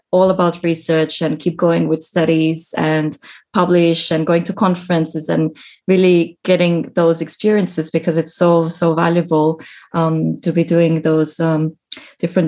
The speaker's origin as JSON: {"language": "English", "country": "Estonia", "tie": "born or raised there", "moved": "yes", "lives_now": "Sydney, Australia", "said": "I was born in Estonia"}